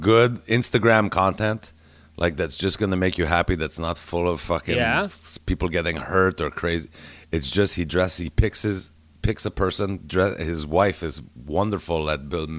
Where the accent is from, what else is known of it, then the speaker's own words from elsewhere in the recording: Montreal, Quebec, Canada; I'm fucking Canadian sweetheart. I'm the same as David Pride. We went to the same fucking high school. We're two 48-year-old white guys from fucking Montreal who went to Loyola.